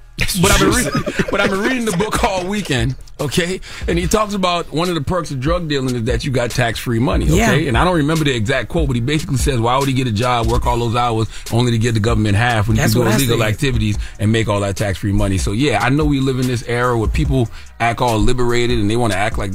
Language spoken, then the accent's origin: English; South Carolina, United States; Yeah, of course. I'm from South Carolina.